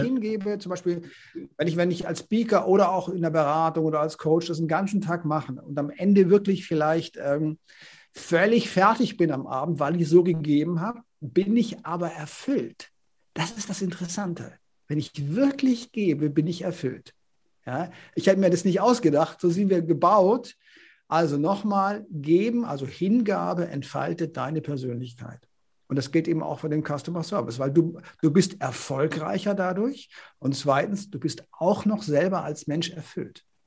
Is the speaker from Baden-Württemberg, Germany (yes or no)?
yes; Konstanz, Baden-Württemberg, Germany; moved away; also born or lived in Northern Germany / Paris; ich komme ja aus Baden. Ja, ich komme ja. aus Konstanz am Bodensee